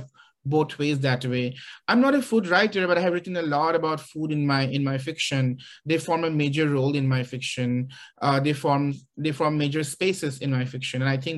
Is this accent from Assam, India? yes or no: yes; Guwahati, Assam, India; now in Athens, Georgia, United States; I have grown up in a very big family, even though I grew up in Guwahati, which is a largest city in Assam. But a lot of the time I spent in the villages where we had at least 30 people living in the same house